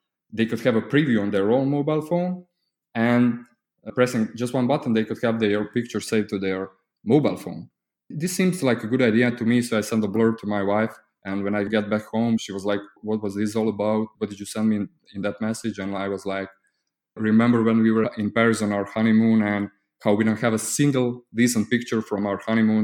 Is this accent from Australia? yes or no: no; Croatia; I'm from Croatia. It's a small country in the EU.